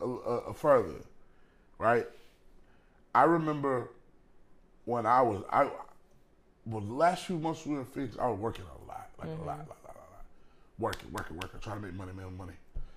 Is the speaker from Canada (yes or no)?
no; Texas, United States; Hey, I'm from Texas, y'all.